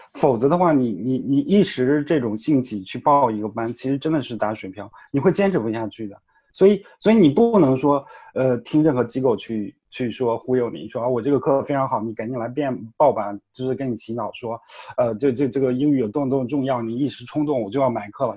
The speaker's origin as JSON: {"language": "Chinese", "country": "China", "said": "就跟我们每个人都是中国人"}